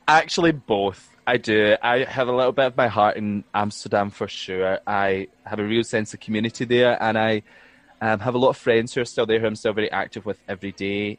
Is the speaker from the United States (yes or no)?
no; Fenwick, Scotland, United Kingdom; also born or lived in Glasgow / Rotterdam; I'm from East Ayrshire, like a little small town called Fenwick.